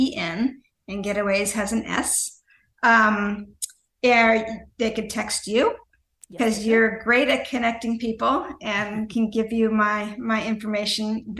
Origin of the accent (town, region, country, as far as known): United States; also born or lived in United Kingdom